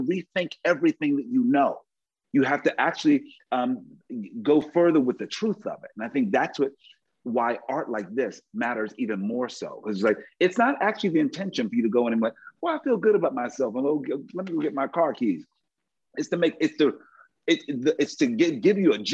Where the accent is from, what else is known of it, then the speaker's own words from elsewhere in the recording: Philadelphia, Pennsylvania, United States; I'm from Philly.